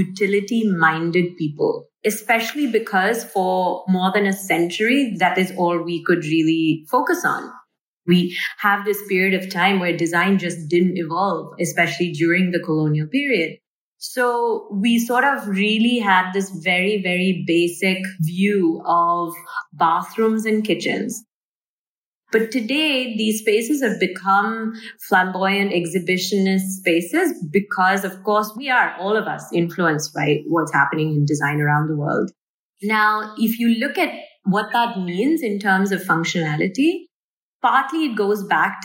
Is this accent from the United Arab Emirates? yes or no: yes; Dubai, United Arab Emirates; If I looked at my own upbringing, and I grew up in Dubai with a working mother